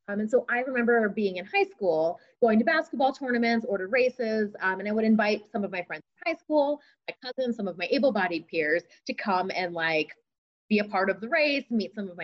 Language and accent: English; East Coast, United States; moved away as an adult; also born or lived in Champaign, Illinois; growing up on the East Coast, being a part of a program from Philadelphia.